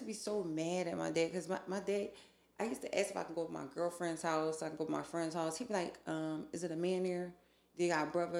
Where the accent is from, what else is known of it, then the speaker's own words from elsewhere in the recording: Philadelphia, Pennsylvania, United States; Yeah, I was born and raised in Philadelphia.